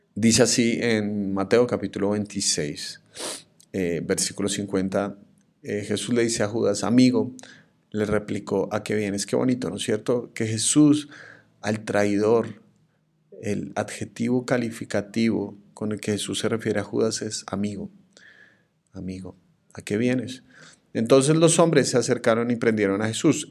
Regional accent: Colombia; mi país

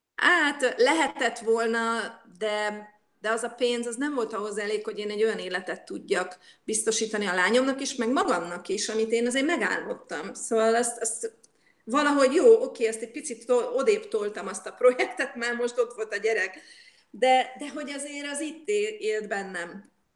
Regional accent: Budapest, Hungary; moved away as an adult; now in Jordan; hogyha banán jött a városba Budapesten, akkor egy banánért állt az anyukám sorba. Egy szem banánt hozott a három gyereknek haza, és mindenki kapott egy falatot belőle. Szóval én így nőttem föl

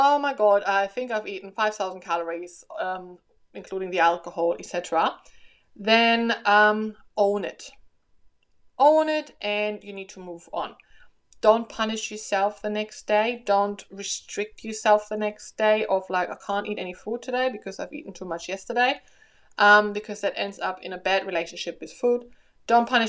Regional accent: Germany; now in Australia; I'm from Germany, so I'm used to a cold Christmas

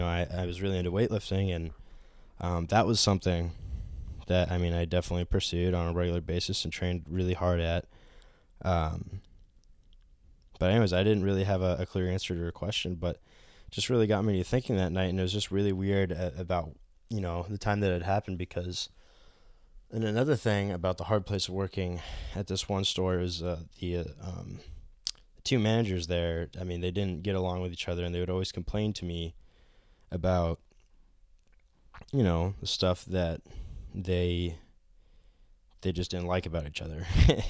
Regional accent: Norway, Maine, United States; It was definitely nothing like the old house that I grew up in Norway, Maine.

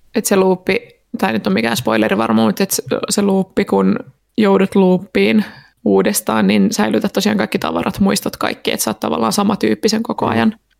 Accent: Turku, Southwest Finland, Finland; olen Turusta

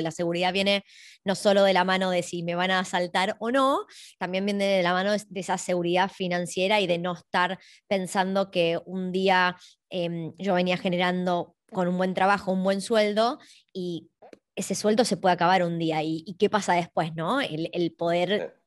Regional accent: Argentina; now in Australia; venimos de Argentina

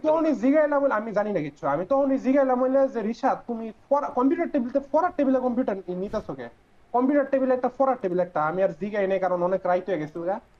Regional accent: Comilla, Chittagong Division, Bangladesh; আমাদের গ্রামের যে বাজারটা এটা আসলে কুমিল্লার মধ্যে

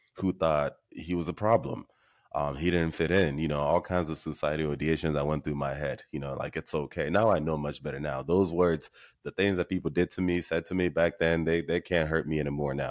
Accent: Nigeria; I was born and raised in Nigeria

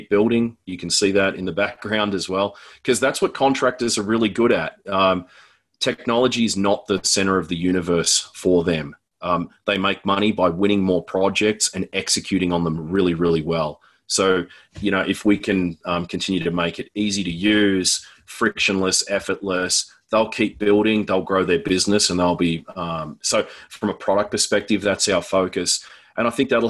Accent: Australia; moved away as an adult; now in Denver, United States; I'm Australian, but I live in Denver, Colorado.

